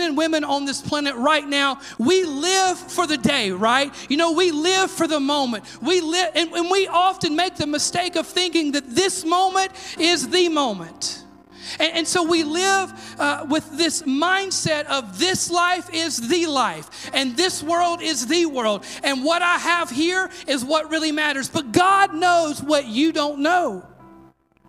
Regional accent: Mississippi, United States; I'm from Mississippi

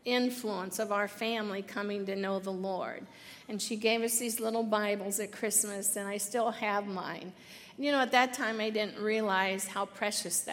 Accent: Muncie, Indiana, United States; I was born in Muncie, Indiana, and I came from a family of seven kids

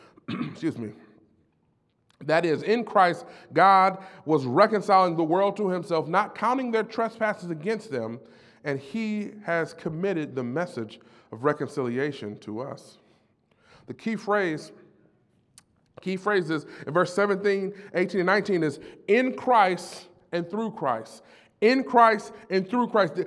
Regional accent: Detroit, Michigan, United States; I was born and raised in Detroit

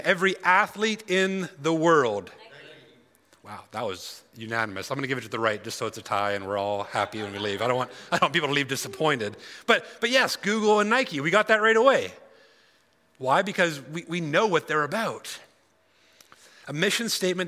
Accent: Alberta, Canada; I'm from Alberta

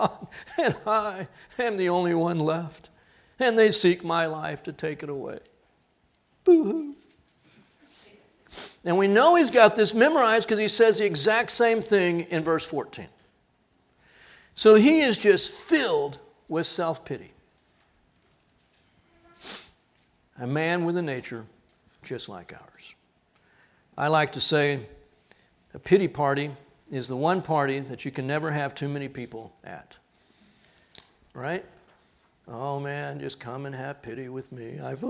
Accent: Corpus Christi, Texas, United States; Went through a few hurricanes growing up in Corpus.

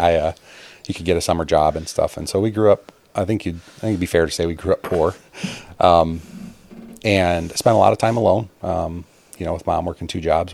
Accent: Chicago, Illinois, United States; moved away as an adult; I grew up outside of Chicago in the suburbs

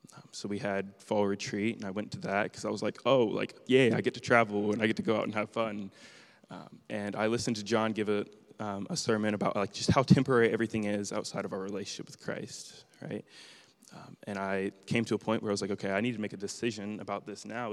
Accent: Marysville, Ohio, United States; I was born in Marysville Prison

